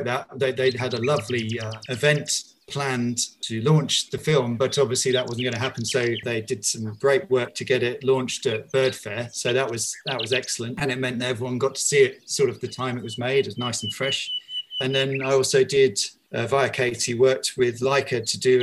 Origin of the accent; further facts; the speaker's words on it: Bedfordshire, East of England, United Kingdom; now in London, United Kingdom; I'm originally from Bedfordshire